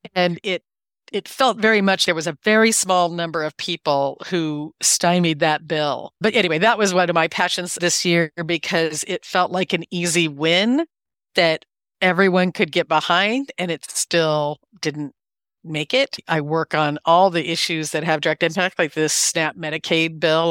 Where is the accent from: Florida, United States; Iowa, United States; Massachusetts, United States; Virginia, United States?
Iowa, United States; I was born and raised in Iowa